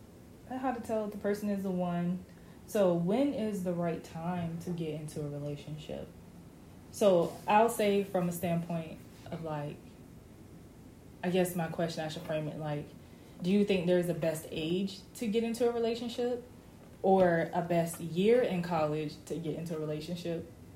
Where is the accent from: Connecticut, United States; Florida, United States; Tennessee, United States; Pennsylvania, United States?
Florida, United States; Orlando; now in Tallahassee, United States; he's from Pensacola. I'm from Orlando. We go to school in Tallahassee.